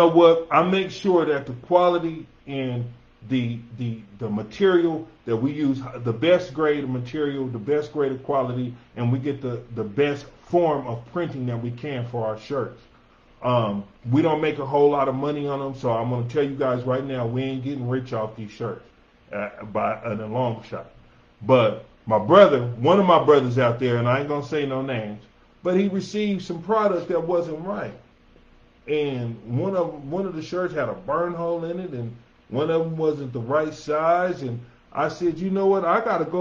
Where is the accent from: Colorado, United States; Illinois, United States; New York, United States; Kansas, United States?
Colorado, United States; Denver; born or raised there